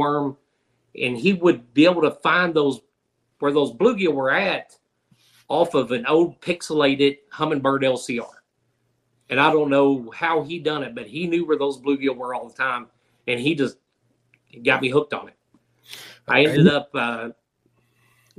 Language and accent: English; Louisville, Kentucky, United States; now in Southwest Missouri, United States; I grew up in Louisville, Kentucky